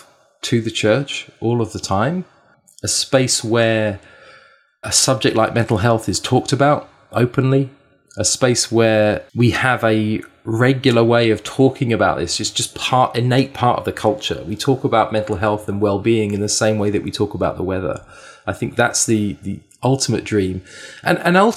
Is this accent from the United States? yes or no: no; England, United Kingdom; moved away as an adult; also born or lived in Canada; now in Vancouver, Canada; I was born and raised in England. I moved to Canada 8 years ago